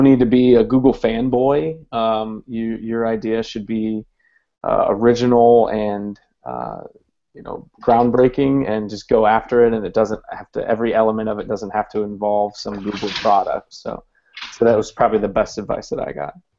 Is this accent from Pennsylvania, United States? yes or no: no; Columbus, Ohio, United States; now in Hampton, Virginia, United States; I'm originally from Columbus, Ohio